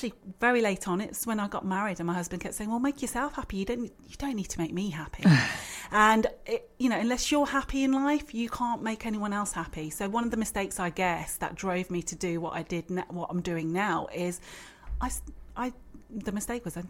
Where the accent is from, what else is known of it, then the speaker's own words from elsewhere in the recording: Birmingham, West Midlands, United Kingdom; also born or lived in London; I came back to Birmingham